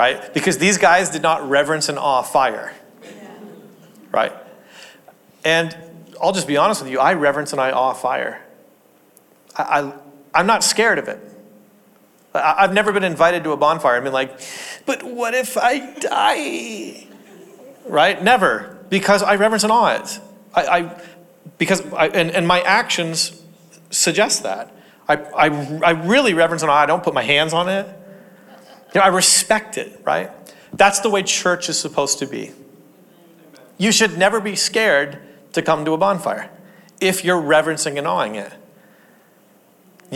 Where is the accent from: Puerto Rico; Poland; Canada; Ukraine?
Canada; Ontario; also born or lived in Portland, Oregon; I grew up in Canada, and Canada's freezing cold